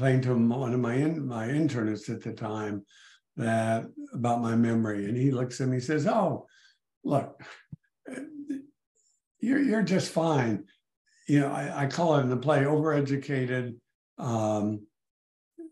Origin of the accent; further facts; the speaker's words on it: El Paso, Texas, United States; moved away as an adult; now in McLean, Virginia, United States; I was born and raised in El Paso, Texas